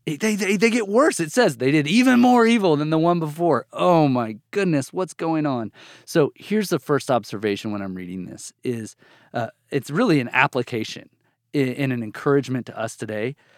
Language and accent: English; Bartlesville, Oklahoma, United States; moved away as an adult; also born or lived in Amarillo, Texas; now in Texas, United States; I grew up almost all my life till I went to college in a town called Bartlesville, Oklahoma, in northeastern Oklahoma